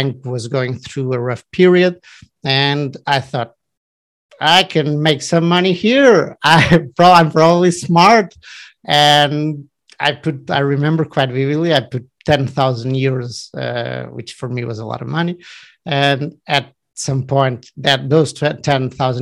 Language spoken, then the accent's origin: English; Portugal; also born or lived in Barcelona, Spain / Madrid, Spain / São Paulo, Brazil; I'm from Portugal. I live in Lisbon currently.